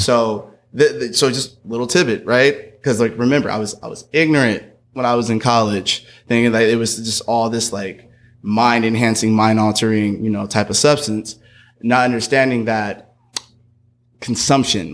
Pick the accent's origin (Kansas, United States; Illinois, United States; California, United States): California, United States; Berkeley; my hometown, B Town